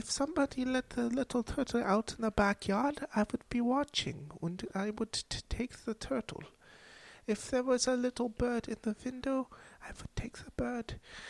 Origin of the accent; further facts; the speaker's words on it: Germany; And growing up in Germany in a poor household, I was not always lucky enough to have a pet.